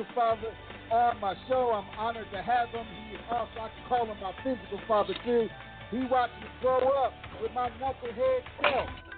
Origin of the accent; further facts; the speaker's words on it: Plainfield, New Jersey, United States; moved away; my hometown, Plainfield, New Jersey.